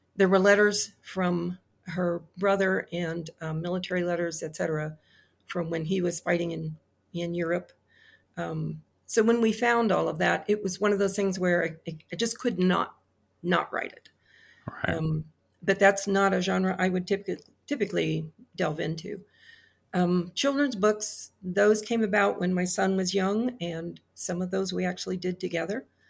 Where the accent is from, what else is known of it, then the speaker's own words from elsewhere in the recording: Midwest, United States; I grew up in the Cold War. Um, I remember the Cuban Missile Crisis. I remember a lot of fear. We lived in the Midwest